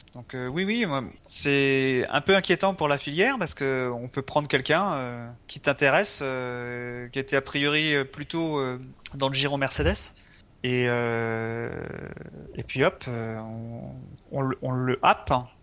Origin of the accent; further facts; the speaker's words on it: France; on est français